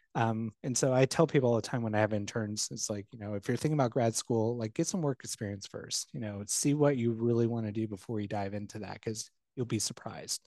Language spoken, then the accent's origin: English; Bluffton, Indiana, United States; now in West Lafayette, United States; my hometown, uh, Bluffton